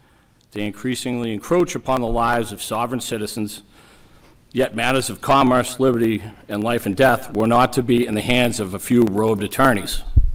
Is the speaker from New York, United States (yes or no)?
no; Plymouth, Massachusetts, United States; I'm from Plymouth, Massachusetts.